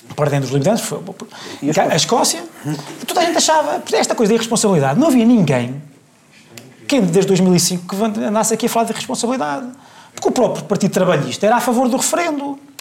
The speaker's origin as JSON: {"language": "Portuguese", "country": "Portugal", "said": "eu sou português"}